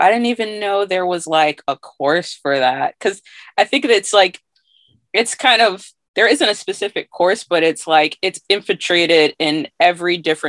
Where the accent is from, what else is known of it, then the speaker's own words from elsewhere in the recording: Massachusetts, United States; also born or lived in Syracuse, New York / Hartford, Connecticut; I was born in Syracuse, New York. Okay. And then part of my childhood, I was living in Hartford, Connecticut. And then when I was like 8, I moved to Massachusetts, like a really small rural town south of Boston. So I've been there for most of my life.